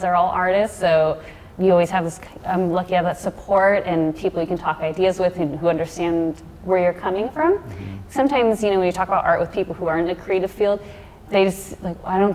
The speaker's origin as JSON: {"language": "English", "region": "Texas", "country": "United States", "said": "I'm from Texas"}